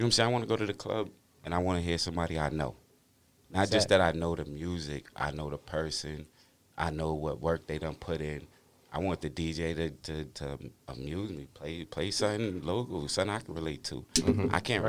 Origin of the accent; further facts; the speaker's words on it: Boston, Massachusetts, United States; I'm from Franklin Hill. Franklin Hill, yes.